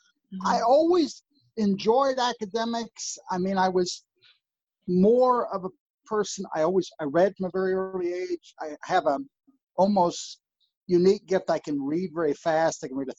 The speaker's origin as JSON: {"language": "English", "region": "New Jersey", "country": "United States", "tie": "born or raised there", "also_born_or_lived": "Virginia"}